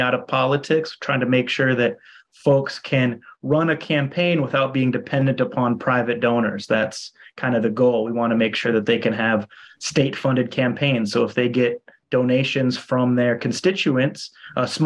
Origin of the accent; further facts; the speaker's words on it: Minnesota, United States; moved away as an adult; also born or lived in Iowa; now in Hawaii, United States; I'm from Minnesota originally. And then went to school in Iowa